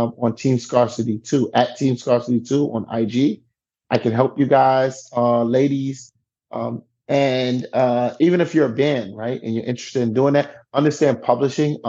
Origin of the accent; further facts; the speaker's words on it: New York City, New York, United States; I'm from the East Side.